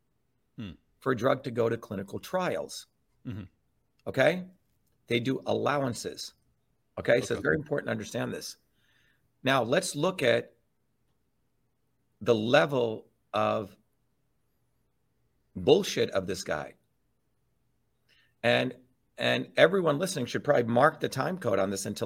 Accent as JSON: {"language": "English", "region": "New Jersey", "country": "United States", "tie": "born or raised there", "said": "where I grew up in New Jersey"}